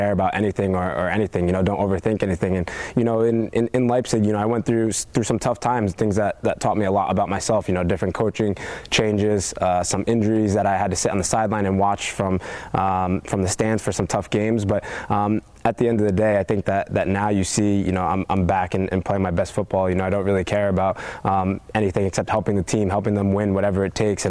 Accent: United States; as American soccer players

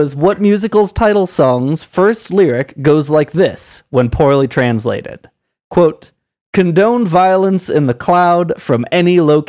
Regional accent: United States; because I'm American.

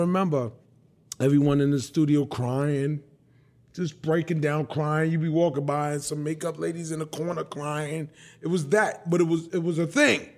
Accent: New York City, New York, United States; also born or lived in Bronx, New York; I was born and raised in Brooklyn. Tompkins Projects, nineteen sixty-eight. I grew up the first nine years of my life in Coney Island, Marlboro Projects. And then at thirteen, I went to live with my dad in the Bronx.

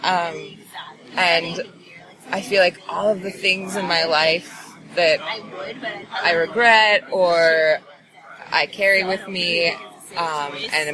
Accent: San Francisco, California, United States; moved away; also born or lived in Berkeley, California / Portland, Oregon; Originally, I grew up in Berkeley and San Francisco, California, and was living in Portland, Oregon for many years since.

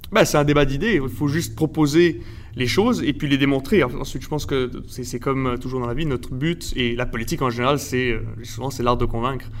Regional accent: Montreal, Quebec, Canada; also born or lived in Mexico; je suis né au Mexique euh, de parents français et espagnols. Et euh, je suis arrivé au Québec quand j'avais 3 ans, donc en 1997 à peu près. Euh, je suis allé toute ma vie à l'école française à Montréal

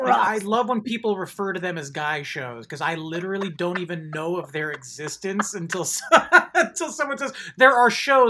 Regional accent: Marin County, Bay Area, California, United States; now in Los Angeles, United States; I'm from Marin County.

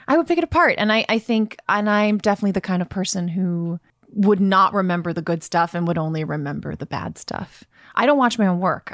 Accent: Brooklyn, New York, United States; I'm from Brooklyn

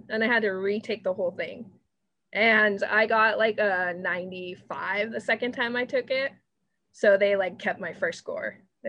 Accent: New Mexico, United States; moved away; when I tell people I'm from New Mexico.

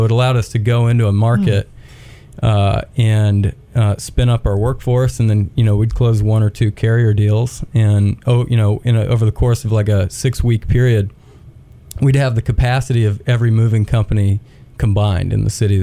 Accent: Knoxville, Tennessee, United States; moved away as an adult; also born or lived in Texas / Auburn, Alabama / Birmingham, Alabama; now in Chattanooga, United States; I grew up in Knoxville, actually. I was born in Texas and then moved to Knoxville, Tennessee, pretty early on

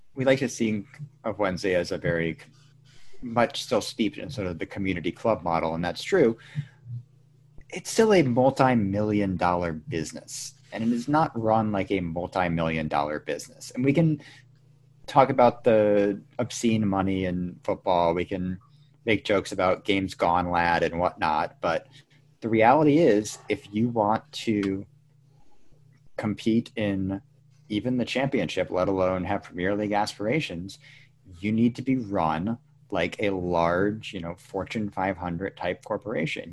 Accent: New England, United States; I'm from New England

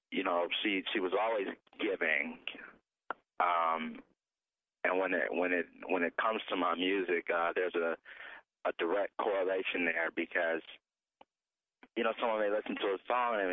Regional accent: Cleveland, Ohio, United States; my hometown of Cleveland, Ohio

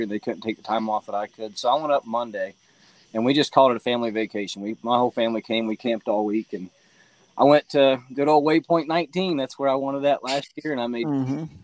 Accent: Tennessee, United States; I'm from Tennessee

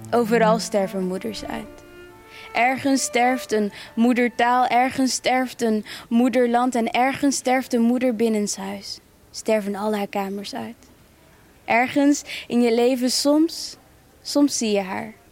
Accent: Rwanda; op de basisschool wist van ja, ik kom uit Rwanda. En je weet ook dat je Rwandees bent. En je weet ook dat je, dat je Kinyarwanda spreekt, et cetera.

